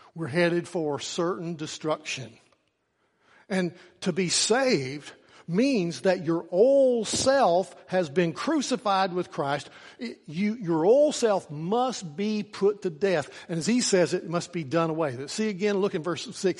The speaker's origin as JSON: {"language": "English", "town": "Norton", "region": "Virginia", "country": "United States", "tie": "born or raised there", "said": "at the end of my senior year, I walked across the stage and they handed me a piece of paper. And that piece of paper said that I was free from Norton City School's"}